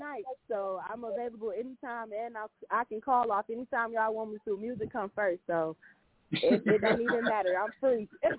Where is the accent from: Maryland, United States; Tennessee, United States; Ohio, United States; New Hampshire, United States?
Tennessee, United States; Nashville; now in Pontiac, United States; I'm originally from Nashville, Tennessee, but I reside in Pontiac, Michigan, so I'm repping the Yak, too.